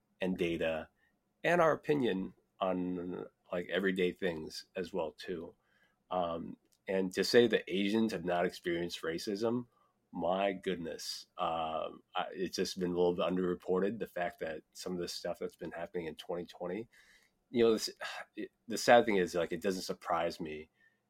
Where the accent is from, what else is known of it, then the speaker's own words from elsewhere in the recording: Iowa, United States; growing up in Iowa